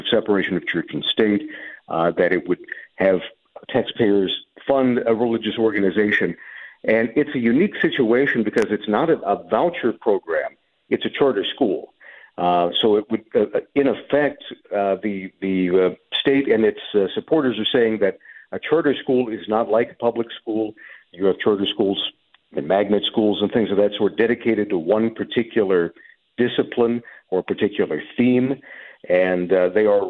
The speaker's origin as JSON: {"language": "English", "region": "Ohio", "country": "United States", "tie": "born or raised there", "said": "my home state of Ohio"}